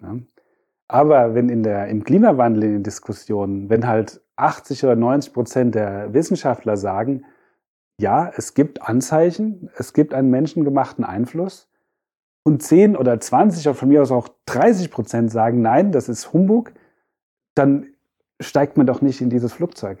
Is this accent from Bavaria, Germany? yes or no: no; Frankfurt, Hesse, Germany; also born or lived in Freiburg; ich bin ja in Frankfurt geboren, bin in Orlhesse, war aber dann in Freiburg eine Zeit lang